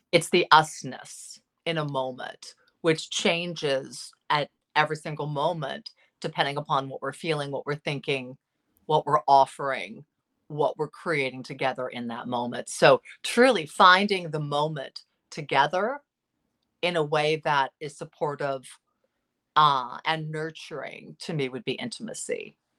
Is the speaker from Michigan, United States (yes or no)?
no; Los Angeles, California, United States; L A. Yeah, I, I'm, I'm almost sixty